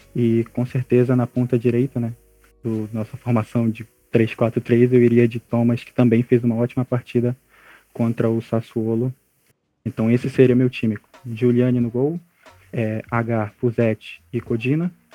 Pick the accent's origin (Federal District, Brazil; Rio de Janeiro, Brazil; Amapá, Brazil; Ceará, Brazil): Amapá, Brazil; sou do estado do Amapá, do Norte